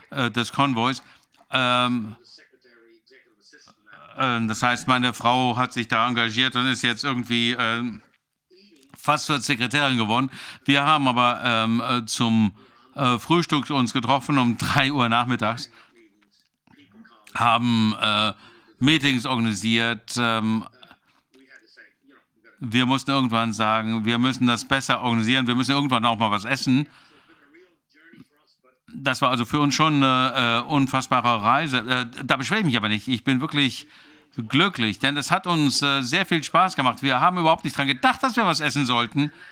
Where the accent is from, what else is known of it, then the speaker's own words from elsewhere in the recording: Newfoundland and Labrador, Canada; Ich bin ja in Neufundland geboren. Ähm, meine Eltern kommen aus der Hauptstadt ähm, ähm von ähm, Neufundland. Und äh, viele Menschen äh, wachsen auf dem Land auf, ich auch.